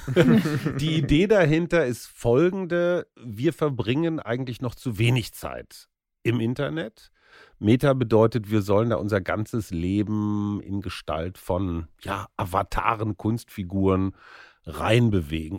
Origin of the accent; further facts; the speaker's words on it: North Rhine-Westphalia, Germany; bei uns in Westfalen